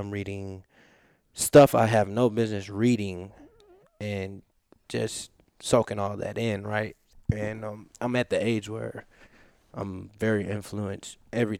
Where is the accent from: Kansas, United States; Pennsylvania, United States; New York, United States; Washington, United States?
Kansas, United States; Topeka; born there; I was born in Topeka, Kansas.